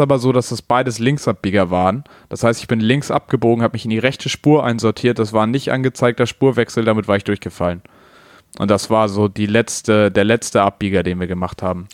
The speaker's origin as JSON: {"language": "German", "region": "Hamburg", "country": "Germany", "said": "bei mir oder bei uns in Hamburg"}